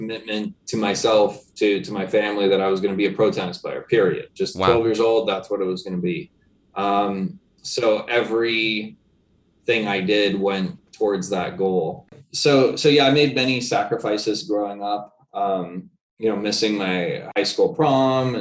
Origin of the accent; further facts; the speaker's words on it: Los Angeles, California, United States; I grew up in Playa del Rey, California, for the most part, which is part of Los Angeles. And I've always lived in Southern California